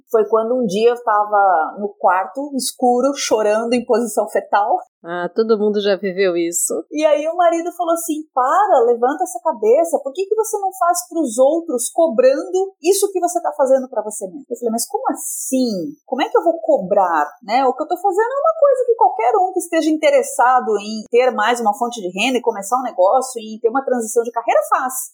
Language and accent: Portuguese; Curitiba, Paraná, Brazil; also born or lived in Rio Grande do Sul; eu sou curitibana, ah, de vez em quando escapa uns leite quente, e passei a minha infância inteira entre Paraná e Rio Grande do Sul.